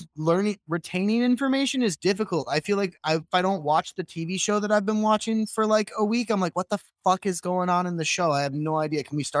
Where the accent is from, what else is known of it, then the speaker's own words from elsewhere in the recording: Midwest, United States; I grew up in the Midwest where it's like the Bible Belt